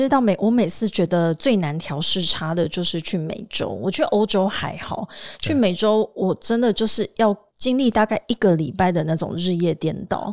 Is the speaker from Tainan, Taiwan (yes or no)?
yes; Tainan, Taiwan; 而且你知道我台南人嘛？